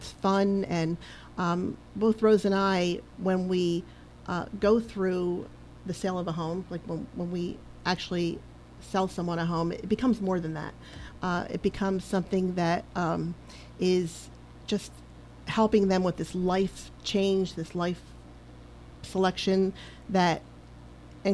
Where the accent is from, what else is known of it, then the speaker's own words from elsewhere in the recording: Hamilton, New Jersey, United States; moved away as an adult; also born or lived in California; I was born in Hamilton, New Jersey.